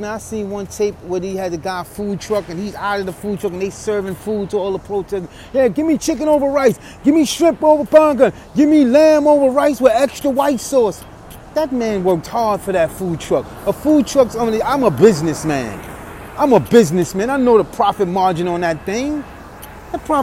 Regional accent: New York City, New York, United States; I'm walking my hometown of New York City

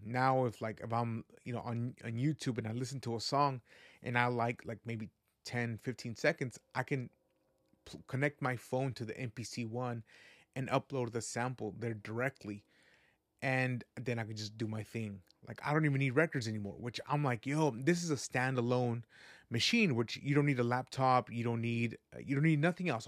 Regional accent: West Coast, United States; also born or lived in Guadalajara, Jalisco, Mexico; I was raised in the West Coast

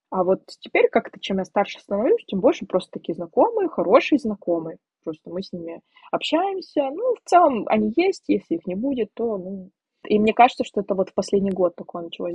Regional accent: Siberia, Russia; moved away as an adult; now in Poland; я девочка из Сибири, которая приехала 7 тысяч километров, чтобы жить в другой стране

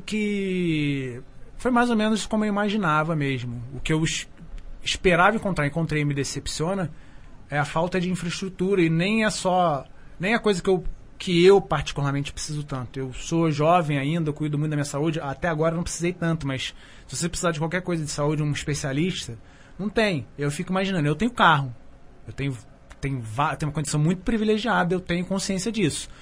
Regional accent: Petrópolis, Rio de Janeiro, Brazil; also born or lived in São Paulo; now in Alto Paraíso de Goiás, Brazil; estudou comigo em Petrópolis, que é minha cidade natal

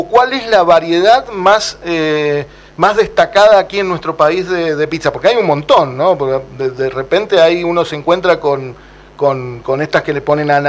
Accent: San Juan, Argentina; Yo soy sanjuanino

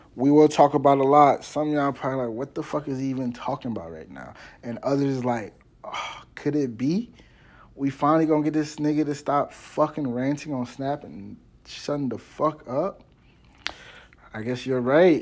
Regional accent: Washington D.C. metropolitan area, Maryland, United States; also born or lived in Cape Girardeau, Missouri; I'm from Maryland. specifically the Washington, D C metropolitan area

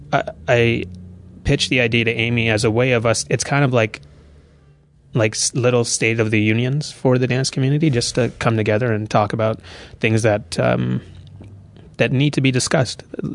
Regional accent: Toronto, Ontario, Canada; I'm from Toronto, Ontario. I don't know how in much detail to go. I went to a fine arts high school in Toronto.

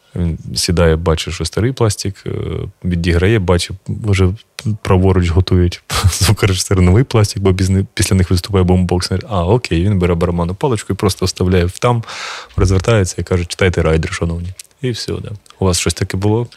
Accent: Kharkiv Oblast, Ukraine; я сам з Харківщини

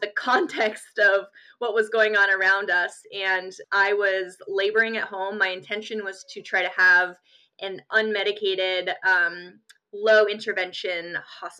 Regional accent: Colorado Springs, Colorado, United States; I grew up in Colorado Springs, Colorado, and really enjoyed getting to grow up there

